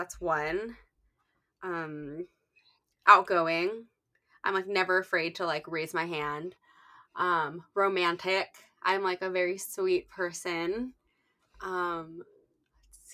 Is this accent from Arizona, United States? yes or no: no; Southern California, United States; moved away as an adult; also born or lived in Washington, D.C.; now in New York City, United States; I'm originally from Southern California, but I went to school in DC. And then I ended up in New York City right after graduation last May